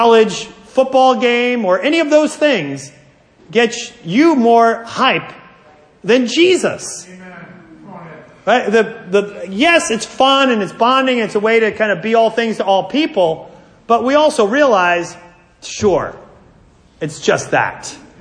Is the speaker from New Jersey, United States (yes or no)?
yes; New Jersey, United States; I'm from New Jersey